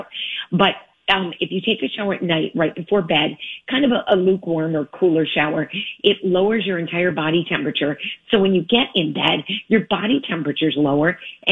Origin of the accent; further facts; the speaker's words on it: Michigan, United States; now in Los Angeles, United States; I'm a Midwestern girl. I'm from Michigan.